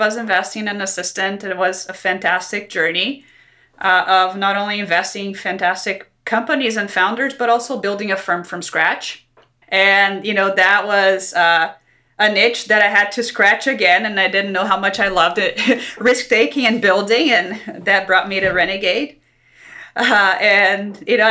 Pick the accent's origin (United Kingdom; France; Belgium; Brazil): Brazil; moved away as an adult; I'm actually from Brazil, and a long time ago, I was a practicing lawyer for venture capitalists in Brazil